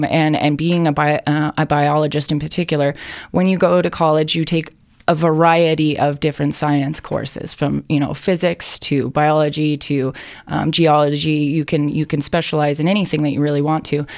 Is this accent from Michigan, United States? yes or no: no; Hawaii, United States; growing up in Hawaii